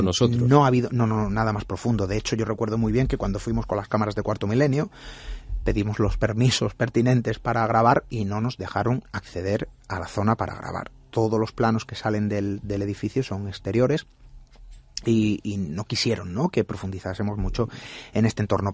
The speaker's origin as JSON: {"language": "Spanish", "town": "Marbella", "region": "Andalusia", "country": "Spain", "tie": "born or raised there", "said": "los que somos natales de Marbella, crecimos"}